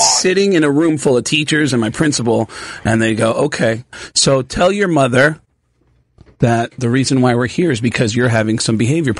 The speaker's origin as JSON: {"language": "English", "town": "Mount Vernon", "region": "New York", "country": "United States", "tie": "born or raised there", "said": "I grew up in a deaf family and I grew up in Mount Vernon outside the Bronx."}